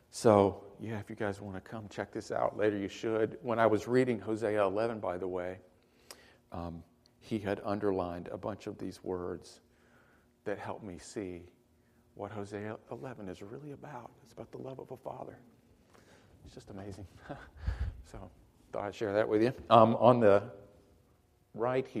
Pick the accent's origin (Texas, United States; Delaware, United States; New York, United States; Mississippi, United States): Mississippi, United States; Hattiesburg; I got a full scholarship to a little college in my hometown called William Carey College